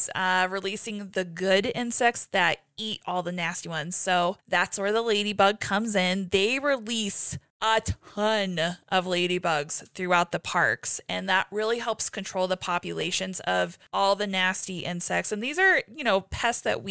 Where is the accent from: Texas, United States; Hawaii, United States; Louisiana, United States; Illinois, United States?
Hawaii, United States; now in Colorado, United States; I grew up in Hawaii